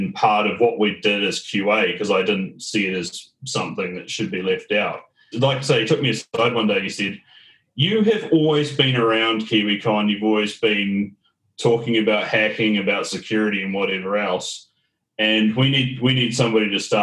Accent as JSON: {"language": "English", "region": "Auckland", "country": "New Zealand", "tie": "born or raised there", "moved": "as an adult", "lives_now": "Melbourne, Australia", "said": "born and bred in Auckland, New Zealand"}